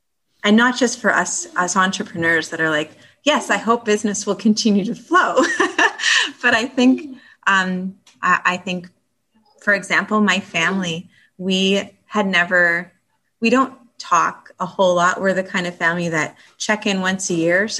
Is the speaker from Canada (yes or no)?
yes; Northern British Columbia, Canada; now in Thunder Bay, Canada; when I grew up in British Columbia in Northern BC and went to cooking school there.